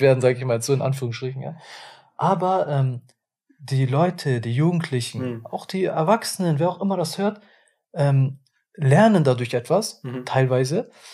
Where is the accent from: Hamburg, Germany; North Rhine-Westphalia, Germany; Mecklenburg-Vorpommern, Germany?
Hamburg, Germany; ich komme ja aus Hamburg